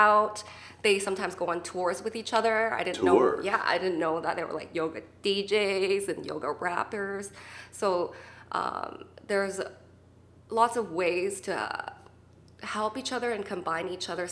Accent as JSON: {"language": "English", "town": "Vancouver", "region": "British Columbia", "country": "Canada", "said": "I'm from Vancouver"}